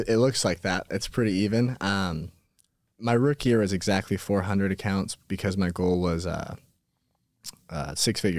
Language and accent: English; Twin Falls, Idaho, United States; Uh, Twin Falls, Twin Falls, Idaho. Okay. So a little bit more north of here.